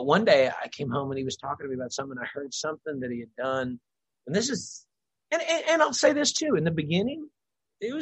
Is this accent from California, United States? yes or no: no; Louisville, Kentucky, United States; Louisville. It's my hometown.